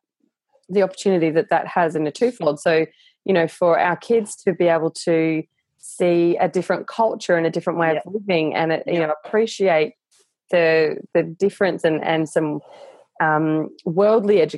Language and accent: English; Darwin, Northern Territory, Australia; I grew up in Darwin and Darwin's very transient as well